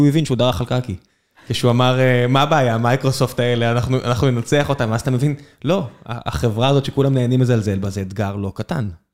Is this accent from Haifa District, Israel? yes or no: no; Beersheba, Southern District, Israel; now in Tel Aviv, Israel; כבאר שבעי מלידה